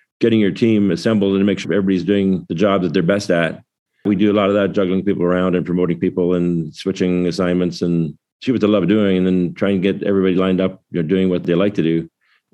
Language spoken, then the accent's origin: English; Waterloo, Ontario, Canada; my hometown of Waterloo, Canada